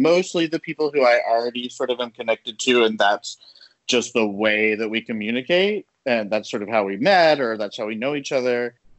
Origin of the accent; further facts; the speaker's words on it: the South, United States; I'm Latino, I'm from the South